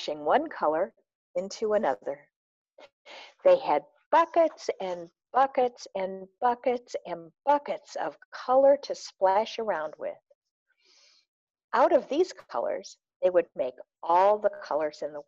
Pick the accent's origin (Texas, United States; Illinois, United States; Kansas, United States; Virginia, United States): Illinois, United States; Peoria; accent: Chicago twang; moved away as an adult; also born or lived in Arlington Heights, Illinois / Champaign, Illinois; now in Minnesota, United States; I was born in Peoria, Illinois. Mm-hmm. And I spent most of my first 9 years there. And then we moved to Arlington Heights, which is a suburb of Chicago, which you may hear a Chicago twang in my voice